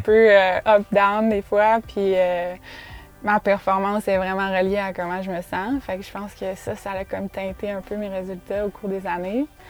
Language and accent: French; Quebec City, Quebec, Canada; en grandissant au Québec